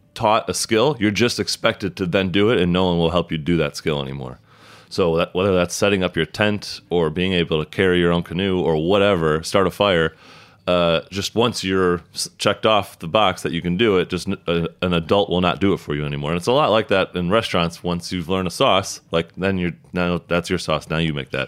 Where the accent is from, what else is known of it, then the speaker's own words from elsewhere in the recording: about an hour south of Chicago, southern Illinois, United States; now in Brooklyn, United States; I grew up like a, about an hour south of Chicago